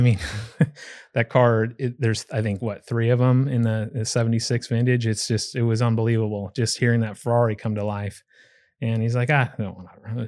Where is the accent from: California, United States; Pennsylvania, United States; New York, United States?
California, United States; Pleasanton; moved away; my hometown, um, when I lived in California is Pleasanton, California